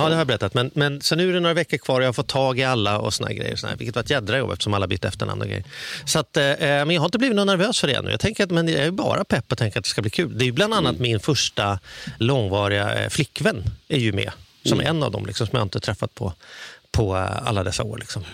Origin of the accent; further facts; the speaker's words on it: Stockholm, Stockholm County, Sweden; jag kommer från Stockholm